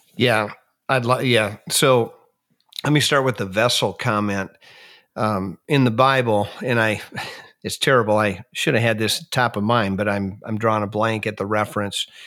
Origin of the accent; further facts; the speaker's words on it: Minnesota, United States; moved away as an adult; I grew up in Minnesota and spent the first forty-three years of my life there